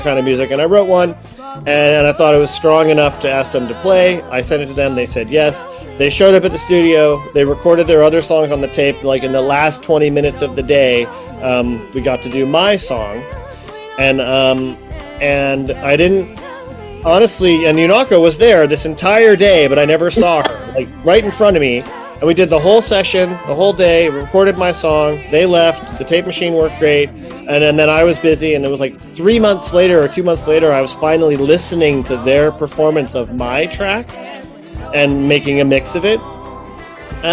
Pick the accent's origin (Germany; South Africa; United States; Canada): United States; Ohio; moved away; I'm from Ohio